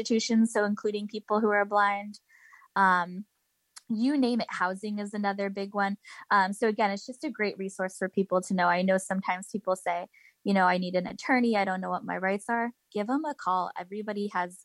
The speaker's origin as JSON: {"language": "English", "region": "California", "country": "United States", "moved": "yes", "said": "I'm originally from California."}